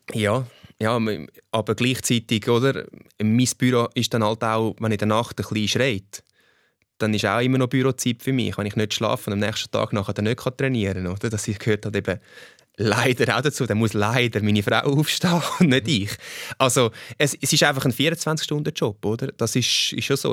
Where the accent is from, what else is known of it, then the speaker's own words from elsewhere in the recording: Switzerland; ich, ich bin Schweizer und äh, das Holländische an mir ist äh, die Hälfte von meinem Blut und der Pass. Aber äh, im Herz bin ich Schweizer